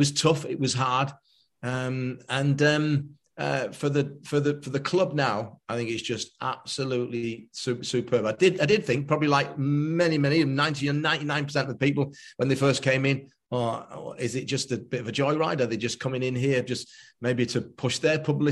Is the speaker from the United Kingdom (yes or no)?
yes; Stockport, North West England, United Kingdom; Stockport County is my hometown.